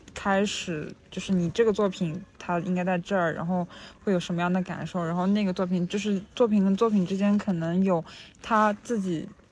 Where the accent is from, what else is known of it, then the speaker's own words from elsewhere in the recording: rural mountainous area in southern China, China; now in London, United Kingdom; 我在农，农村，甚， 甚至是山区长大的嘛